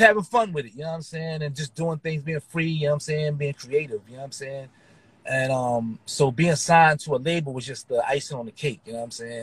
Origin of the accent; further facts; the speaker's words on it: Philadelphia, Pennsylvania, United States; I was born and raised in Philadelphia